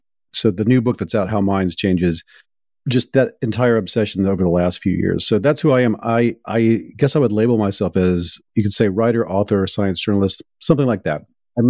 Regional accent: Deep South, United States; And I come from the Deep South, and when I was a print journalist

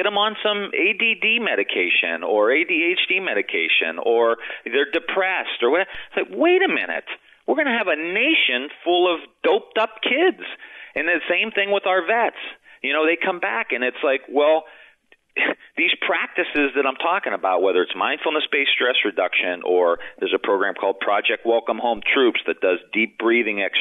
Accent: Youngstown, Ohio, United States; I'm from Youngstown, Ohio

